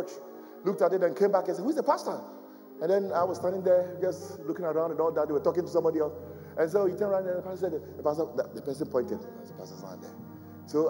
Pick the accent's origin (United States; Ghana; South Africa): Ghana; now in London, United Kingdom; I went to Ghana, my home country, my original home country.